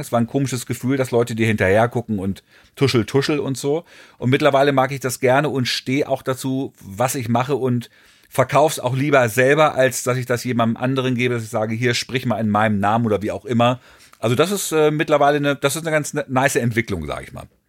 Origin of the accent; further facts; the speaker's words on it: Hagen, North Rhine-Westphalia, Germany; Ich bin dann 66 in Deutschland geboren und ähm, habe dann Fast Forward, Fast Forward natürlich irgendwie auch dann Schule und Abi und Gymnasium